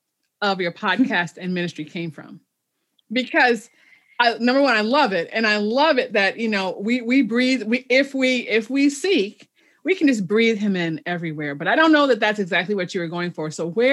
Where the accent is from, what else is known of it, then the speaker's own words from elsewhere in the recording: Chicago, Illinois, United States; moved away; I'm a city girl, but I have come to, because I'm from Chicago originally